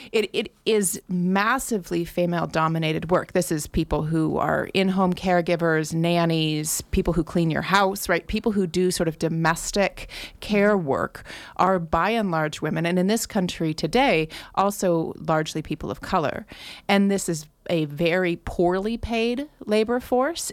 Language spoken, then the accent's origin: English; Grass Valley, California, United States; I was born in Grass Valley and have lived here for most of my life